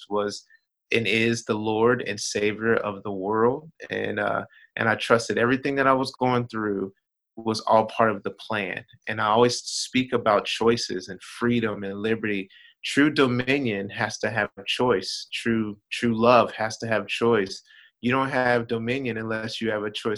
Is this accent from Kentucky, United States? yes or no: yes; Florence, Kentucky, United States; I am from Florence, Kentucky. That's about 10 minutes outside of Cincinnati, Ohio